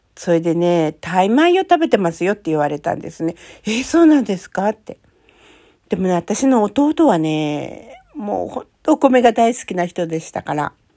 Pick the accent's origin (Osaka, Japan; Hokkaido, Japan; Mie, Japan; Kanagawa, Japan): Hokkaido, Japan; moved away; also born or lived in Hungary; 私、北海道生まれ